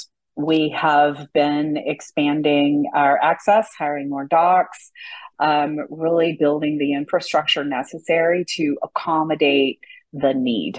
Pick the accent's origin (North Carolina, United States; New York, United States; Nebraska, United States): North Carolina, United States; Raleigh; moved away as an adult; also born or lived in New Mexico; grew up in, born and raised in Raleigh